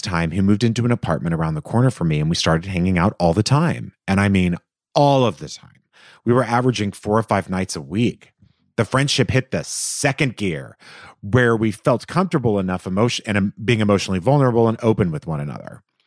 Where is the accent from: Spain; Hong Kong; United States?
United States; Los Angeles, California; they're in my hometown